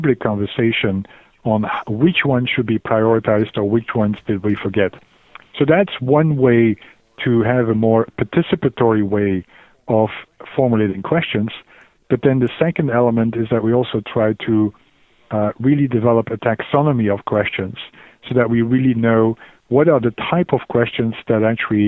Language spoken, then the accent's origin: English; Belgium; moved away as an adult; also born or lived in Glasgow, United Kingdom / Oxford, United Kingdom; I'm initially from Belgium, but moved to the UK